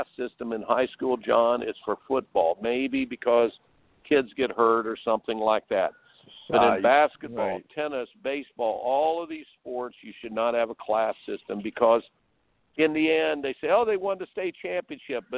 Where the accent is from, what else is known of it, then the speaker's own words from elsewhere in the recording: Indiana, United States; I grew up in Indiana